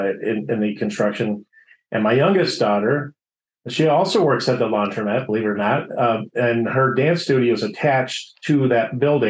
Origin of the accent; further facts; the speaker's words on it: Streamwood, Illinois, United States; I grew up in Streamwood, Illinois. You know, I've been out here in the northwest suburbs of Chicago all my life, basically, with the exception of my military time.